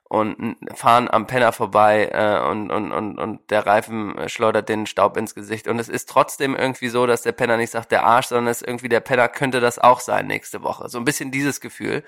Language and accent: German; Germany; now in Portland, United States; als Deutscher